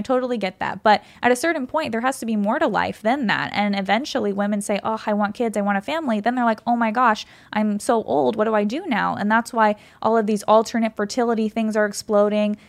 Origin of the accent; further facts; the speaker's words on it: California, United States; I grew up in California